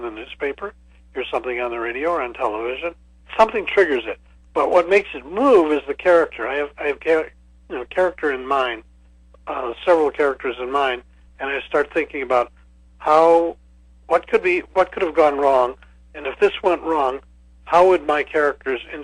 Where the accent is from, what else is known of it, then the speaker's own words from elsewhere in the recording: Chicago, Illinois, United States; moved away as an adult; now in Sarasota, United States; I'm from Chicago originally